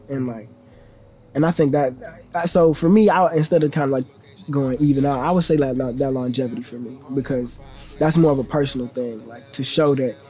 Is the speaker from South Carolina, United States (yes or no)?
yes; South Carolina, United States; South Carolina. It really depends on your personality, but for me, it's dope, man. Like, you got a lot of values that teach you, like, slow living, you know, that patience that teach you, you know, everybody teach you manners, everybody around there is hospitable for the most part.